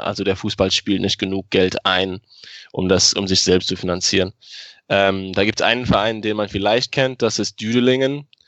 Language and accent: German; Luxembourg; ich wohne in Luxemburg, ich bin aus Luxemburg, ich habe den größten Teil meines Lebens hier gewohnt.